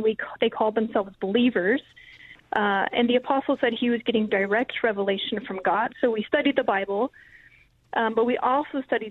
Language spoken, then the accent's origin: English; Albuquerque, New Mexico, United States; I grew up in Albuquerque, New Mexico